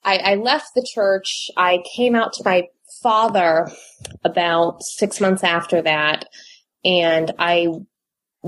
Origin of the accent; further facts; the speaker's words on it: Northern Virginia, United States; also born or lived in Utah; I grew up in Northern Virginia, born and raised Mormon